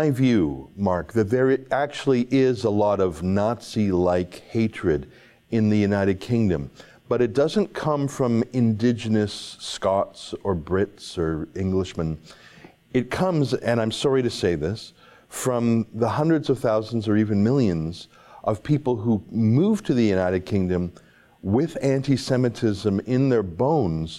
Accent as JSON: {"language": "English", "country": "Canada", "said": "I'm a nobody from Canada."}